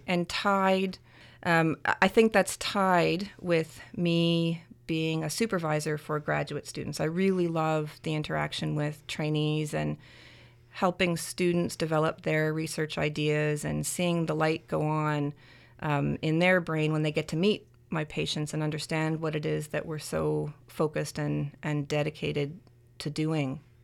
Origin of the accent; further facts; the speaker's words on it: Canada; I'm Canadian